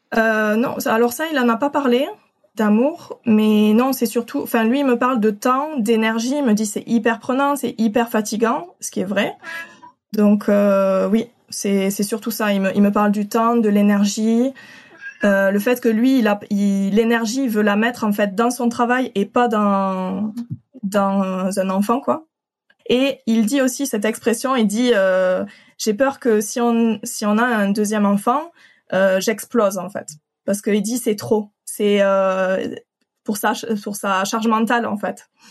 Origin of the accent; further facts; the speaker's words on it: Occitania, France; je viens de d'Occitanie, du sud de la France.